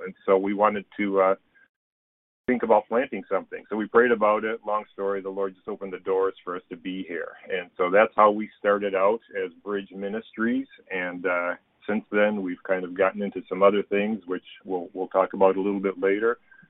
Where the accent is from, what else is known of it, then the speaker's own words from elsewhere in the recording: Michigan, United States; also born or lived in Mexico; now in Laredo, United States; And we're from Michigan originally